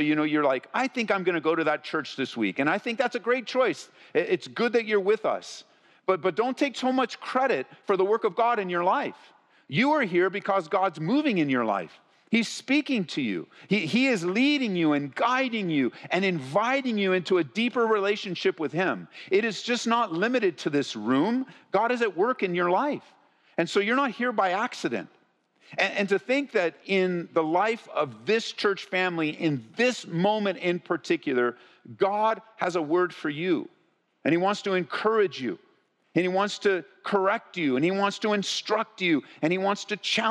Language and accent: English; California, United States; As we grew up in Southern California, I mean, Marie and I got married, we didn't even move more than 10 miles from where we grew up.